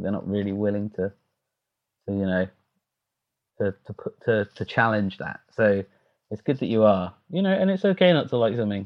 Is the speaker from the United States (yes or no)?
no; United Kingdom; I'm a Brit